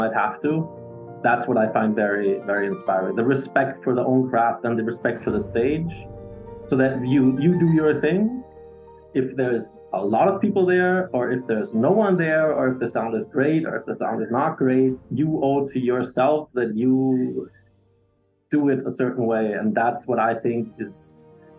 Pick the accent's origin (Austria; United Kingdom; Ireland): Austria; Graz, Styria; first language English; moved away as an adult; now in Vienna, Austria; I'm from Graz, the second largest city in Austria, capital of Styria.